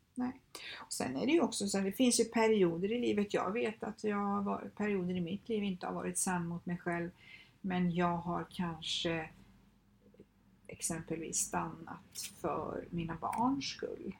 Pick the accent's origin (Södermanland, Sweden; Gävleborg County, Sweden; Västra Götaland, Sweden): Västra Götaland, Sweden; Skövde; moved away as an adult; now in Stockholm, Sweden; jag kommer från Skövde, lämnade Skövde, lämnade alla mina vänner, min familj, liksom, flyttade till Stockholm